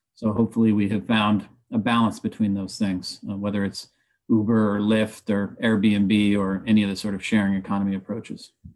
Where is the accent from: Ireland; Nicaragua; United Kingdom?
Nicaragua; moved away; also born or lived in upstate New York; I've certainly tried to invest in my hometown of Nicaragua